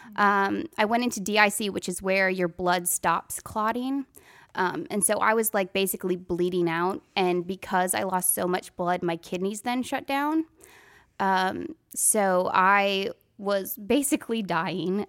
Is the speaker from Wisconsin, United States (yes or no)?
yes; Wisconsin, United States; moved away as an adult; also born or lived in Nashville, Tennessee; now in Franklin, United States; I'm from Wisconsin